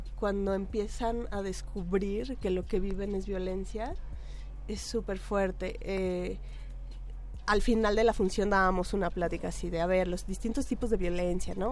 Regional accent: Tlaxcala, Mexico; yo soy de Tlaxcala

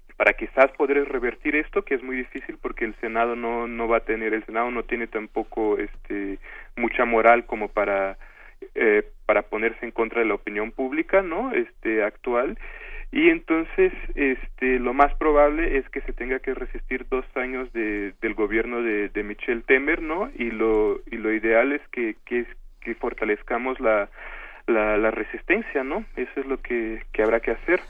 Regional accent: Brazil

